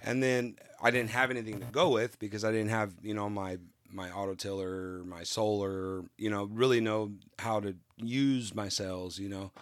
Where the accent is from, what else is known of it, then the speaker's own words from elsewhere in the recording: California, United States; moved away; I'm originally from California